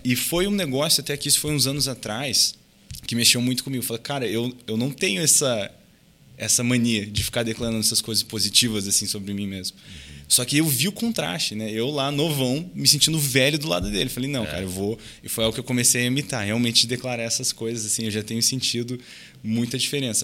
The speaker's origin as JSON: {"language": "Portuguese", "country": "Brazil", "also_born_or_lived": "United States", "moved": "yes"}